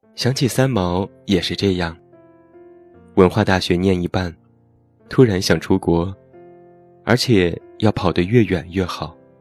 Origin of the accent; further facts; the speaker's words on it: Taiyuan, Shanxi, China; moved away; 在我的家乡山西太原